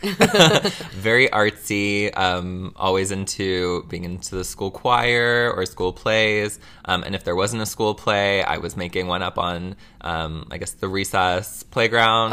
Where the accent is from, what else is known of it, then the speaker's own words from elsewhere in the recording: Mississauga, Ontario, Canada; I was born in Mississauga